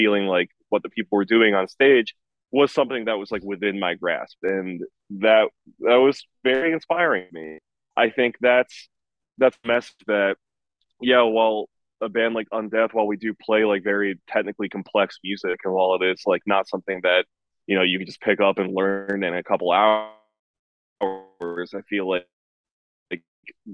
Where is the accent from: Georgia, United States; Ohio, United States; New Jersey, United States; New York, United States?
New York, United States; Rochester; I'm from the Rochester scene